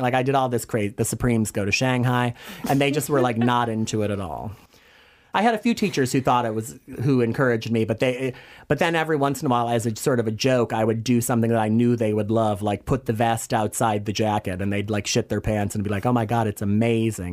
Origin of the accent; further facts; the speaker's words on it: Hanover Park, Illinois, United States; moved away as an adult; also born or lived in Chicago / Madrid / Florida; now in New York City, United States; I was born in Chicago and grew up in the very glamorous suburbs of Chicago, Hanover Park, Illinois, to be exact.